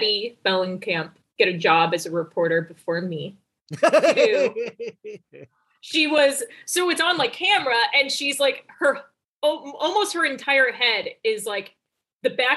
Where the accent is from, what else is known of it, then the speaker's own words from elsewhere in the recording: New York, United States; I'm a New Yorker.